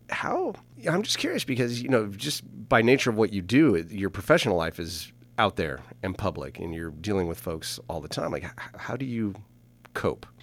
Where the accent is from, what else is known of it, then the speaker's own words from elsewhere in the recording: Napa Valley, California, United States; also born or lived in Los Angeles; I grew up here in Napa Valley, I was born at the corner of Sunset and Vermont in Los Angeles